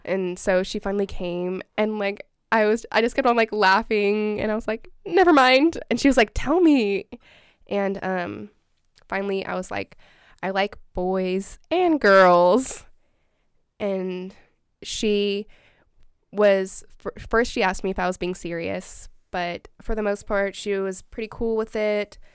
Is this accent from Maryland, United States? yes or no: no; Salinas, California, United States; moved away as an adult; now in Eugene, United States; I'm from Salinas, California